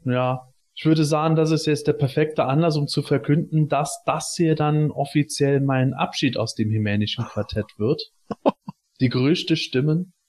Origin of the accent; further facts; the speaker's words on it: Germany; moved away; in meiner Heimat in der Eifel